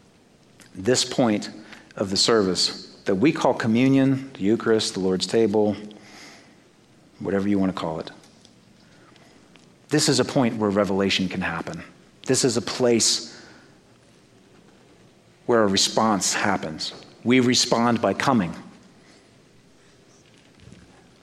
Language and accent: English; Great Plains, United States; accent: Great Plains; also born or lived in North East England; my Great Plains accent